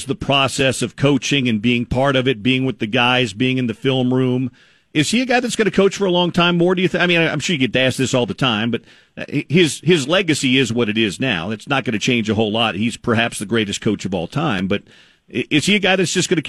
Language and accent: English; Kansas City, Missouri, United States; I grew up in Kansas City